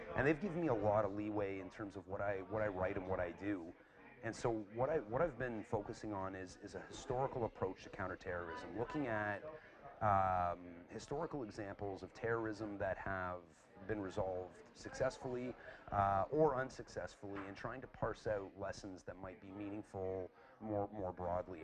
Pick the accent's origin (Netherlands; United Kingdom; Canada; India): Canada; Calgary, Alberta; moved away as an adult; also born or lived in Toronto; now in Dublin, Ireland; I'm from I'm from Canada. I was I was born in uh, in Calgary, which is near the, the mountains, but I moved here from uh, from Toronto